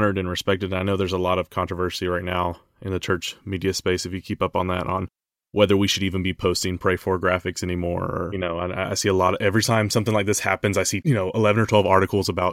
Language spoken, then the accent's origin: English; United States; as an American